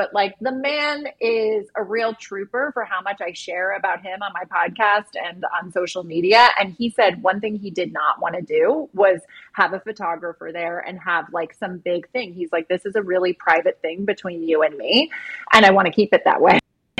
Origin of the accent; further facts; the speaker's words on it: Ireland; We're doing it in Ireland next year. I'm from Ireland. God. So I lived there as a kid